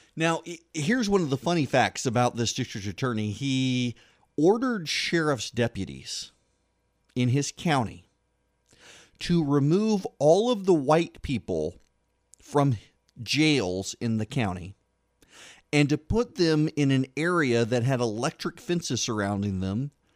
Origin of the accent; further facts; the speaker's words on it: Louisiana, United States; I am from Louisiana